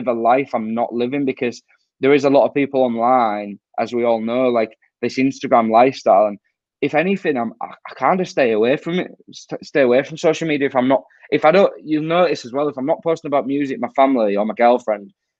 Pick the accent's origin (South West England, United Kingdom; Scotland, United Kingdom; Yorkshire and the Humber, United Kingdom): Yorkshire and the Humber, United Kingdom; Hull; I'm from Hull